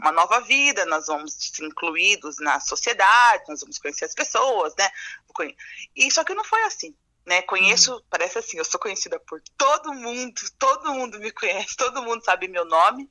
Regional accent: Ourinhos, São Paulo, Brazil; moved away as an adult; also born or lived in Argentina; now in Concórdia, Brazil; sou de São Paulo, do interior de São Paulo, Ourinhos, é, capital é, da cana-de-açúcar.

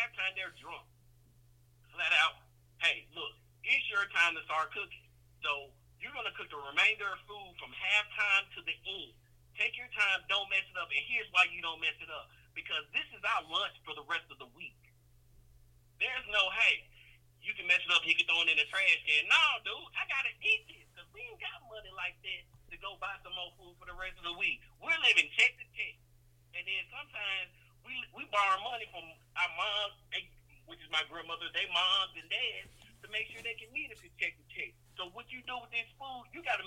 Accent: Nashville, Tennessee, United States; also born or lived in Brownsville, Tennessee; I was born in West Tennessee, Brownsville, Tennessee to be exact. I was raised in Nashville, Tennessee from elementary school on up

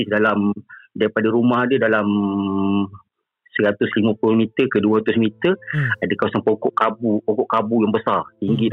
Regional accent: Jengka, Pahang, Malaysia; also born or lived in Selangor; Saya ni asal daripada Pahang, daripada Jengke.

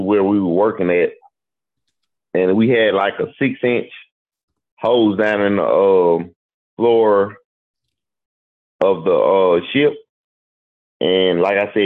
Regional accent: Mississippi, United States; also born or lived in Jacksonville, Florida; I'm from Mississippi

